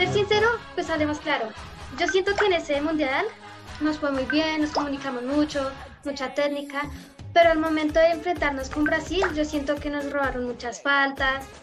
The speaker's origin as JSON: {"language": "Spanish", "country": "Colombia", "said": "él nos ha llevado a los cuartos de final de 2014, terminando nosotros los colombianos de, en el, de quintas"}